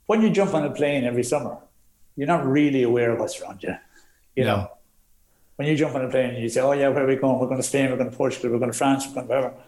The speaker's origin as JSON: {"language": "English", "country": "Ireland", "said": "We're Irish"}